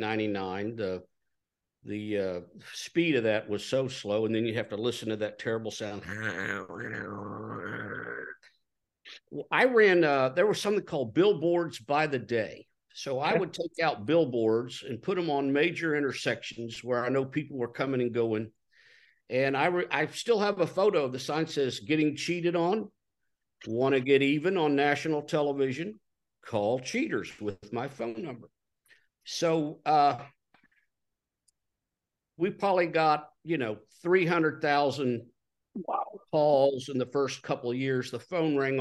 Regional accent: Texas, United States; I was born in Texas, reared in Texas

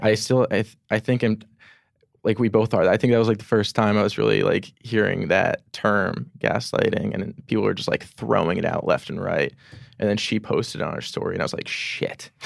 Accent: Edison, New Jersey, United States; moved away as an adult; now in New York, United States; I'm from Edison, New Jersey, born and raised there

